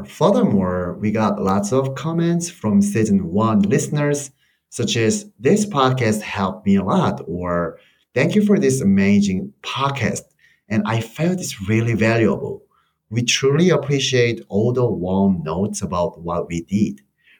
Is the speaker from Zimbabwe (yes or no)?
no; South Korea; English is a second language; moved away as an adult; now in United States; from Korea.